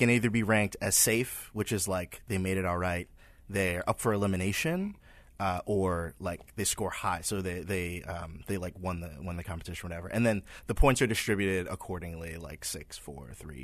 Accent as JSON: {"language": "English", "country": "Trinidad & Tobago", "moved": "yes", "said": "I'm originally from Trinidad, where they have like this thing called Carnival"}